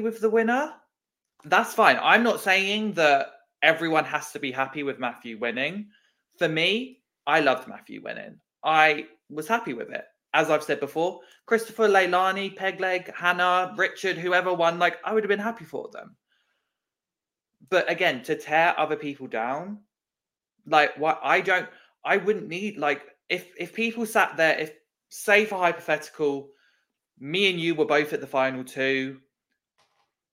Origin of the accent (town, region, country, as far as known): United Kingdom